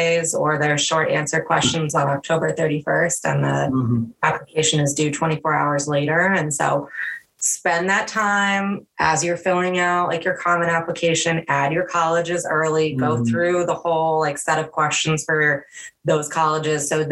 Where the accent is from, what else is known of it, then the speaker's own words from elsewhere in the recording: Netherlands; moved away; I grew up in the Netherlands